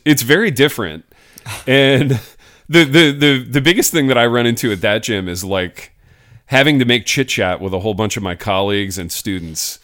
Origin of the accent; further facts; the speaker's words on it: Hartford City, Indiana, United States; I start going to this gym in my hometown. Hartford City, Indiana.